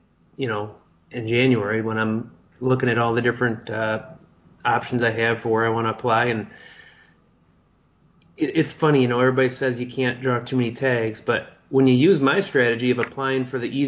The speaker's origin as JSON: {"language": "English", "region": "Michigan", "country": "United States", "said": "being that I'm from Michigan"}